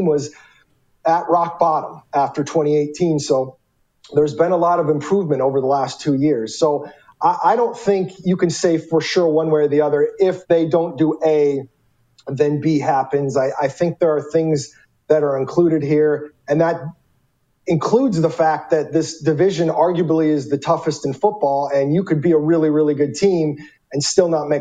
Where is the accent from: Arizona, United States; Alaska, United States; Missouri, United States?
Arizona, United States; even though I grew up in Arizona